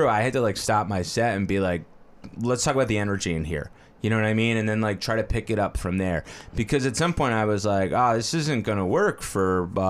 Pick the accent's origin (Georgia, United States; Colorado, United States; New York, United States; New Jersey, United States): New Jersey, United States; Bloomfield; I grew up in Bloomfield.